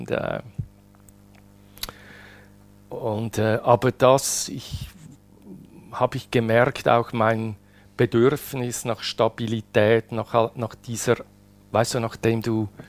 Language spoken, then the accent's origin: German; Switzerland; Karriere, so wie es sein muss. Als Schweizer. Als Schweizer, ja.